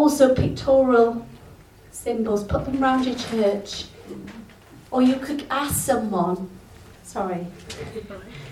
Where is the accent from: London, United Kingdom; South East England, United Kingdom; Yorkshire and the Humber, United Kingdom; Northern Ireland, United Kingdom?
Yorkshire and the Humber, United Kingdom; now in Wales; I'm English, I'm Yorkshire